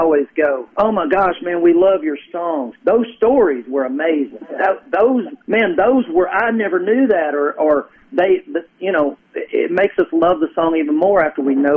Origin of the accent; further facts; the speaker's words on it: Kentucky, United States; I grew up in Kentucky